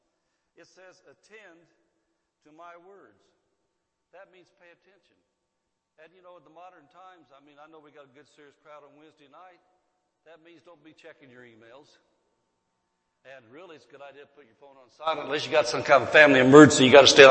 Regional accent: Centerville, United States; I was raised in Centerville

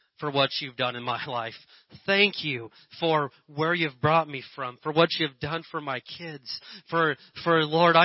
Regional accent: Indiana, United States; moved away; my little redneck hillbilly town I grew up in Indiana

